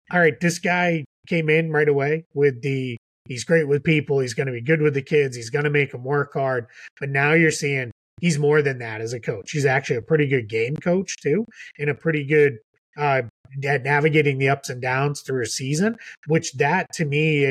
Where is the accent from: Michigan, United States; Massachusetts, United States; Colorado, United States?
Massachusetts, United States; Boston; I'm a Celtics guy because I grew up in Boston